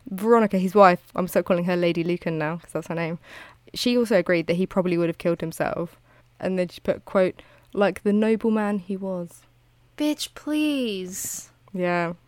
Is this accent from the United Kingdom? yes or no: yes; United Kingdom; I'm British.